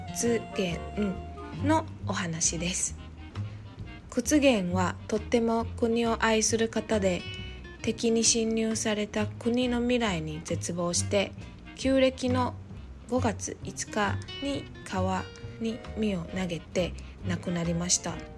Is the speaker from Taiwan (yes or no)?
yes; southern Taiwan, Taiwan; moved away; 私は南部出身だけど